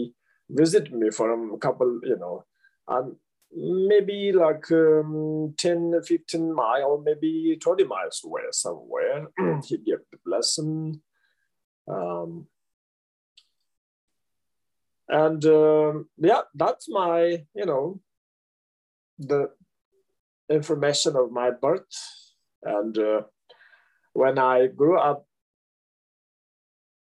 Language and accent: English; Eastern Tibet, Amdo, China; I was born in Eastern Tibet, which we call Amdo.